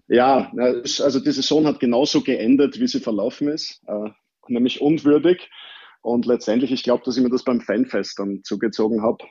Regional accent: Vienna, Austria; born or raised there

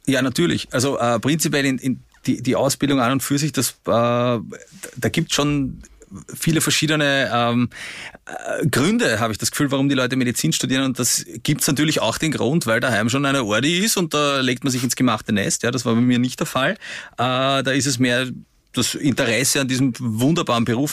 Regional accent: Vienna, Austria; In den 90er Jahren in, in Simmering, wo ich aufgewachsen bin

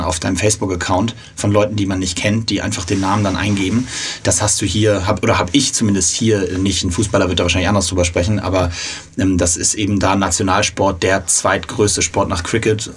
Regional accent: Hamburg, Germany; für mich zugegebenermaßen als Hamburger

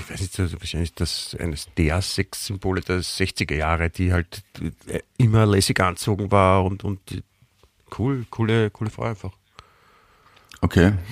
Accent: Stuttgart, Baden-Württemberg, Germany; born there; ich komme ja, ich, also ich bin ja in Stuttgart geboren und Fischer hat auch äh, in Stuttgart und äh, Umgebung gewirkt

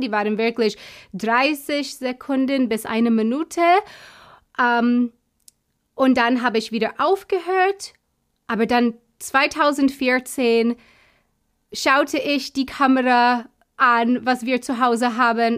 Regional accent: United States; German is a second language; now in Munich, Germany; Ich komme nicht aus Deutschland, sondern aus den USA.

